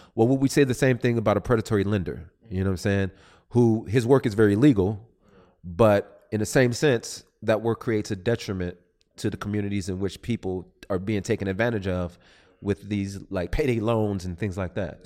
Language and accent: English; Southern California, United States; I'm from Southern California